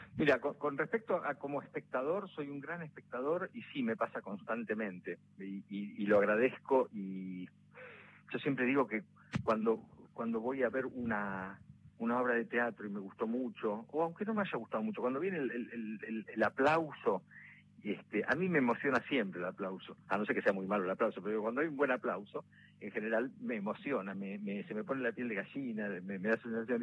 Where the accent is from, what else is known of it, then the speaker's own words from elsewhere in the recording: La Plata, Buenos Aires Province, Argentina; atajaba de pibe en la Liga de la Plata